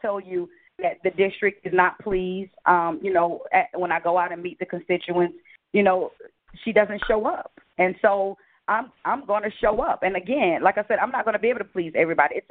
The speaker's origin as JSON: {"language": "English", "town": "Atlanta", "region": "Georgia", "country": "United States", "tie": "born or raised there", "said": "I grew up on Prior Road, which is Carver Homes"}